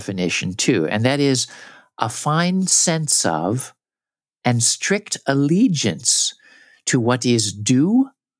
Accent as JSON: {"language": "English", "region": "Southern California", "country": "United States", "tie": "born or raised there", "said": "I grew up in Southern California."}